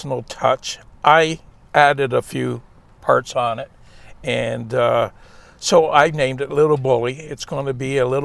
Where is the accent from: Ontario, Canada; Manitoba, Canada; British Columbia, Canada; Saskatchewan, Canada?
Ontario, Canada; Burk's Falls; we're from Burke Falls, this little town here